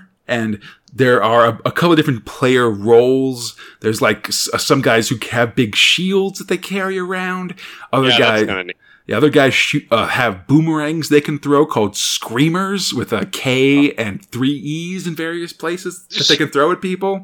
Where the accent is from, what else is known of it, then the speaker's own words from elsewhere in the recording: United States; as an American